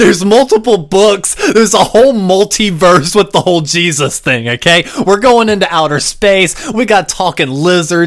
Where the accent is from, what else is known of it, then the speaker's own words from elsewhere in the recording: North Carolina, United States; I was raised in North Carolina